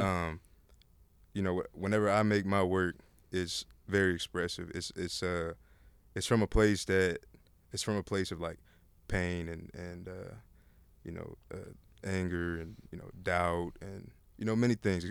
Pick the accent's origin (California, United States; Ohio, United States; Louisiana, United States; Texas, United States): Texas, United States; Austin; I'm born and raised in Austin.